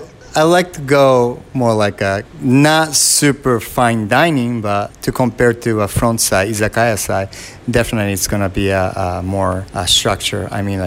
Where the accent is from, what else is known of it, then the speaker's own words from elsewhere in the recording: Kawasaki, Kanagawa, Japan; English is a second language; I'm from Kawasaki, Japan. Kawasaki is it's a 5 minutes drive from Tokyo.